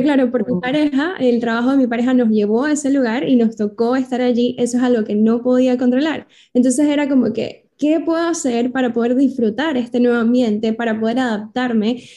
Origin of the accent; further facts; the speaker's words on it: Venezuela; now in United States; soy de Venezuela, ahora vivo en Estados Unidos